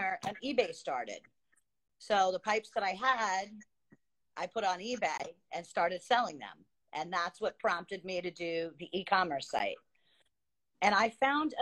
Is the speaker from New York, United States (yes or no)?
yes; Long Island, New York, United States; moved away as an adult; now in Queensbury, United States; I grew up on Long Island, lived on Long Island. I moved up to the Adirondacks, to the Lake George area, Queensbury.